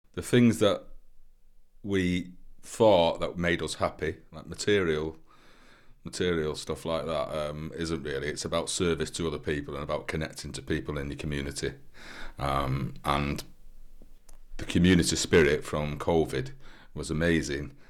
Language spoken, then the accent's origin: English; Manchester, North West England, United Kingdom; now in St Ives, United Kingdom; I'm from Manchester, but I've lived in St Ives for 15 years now.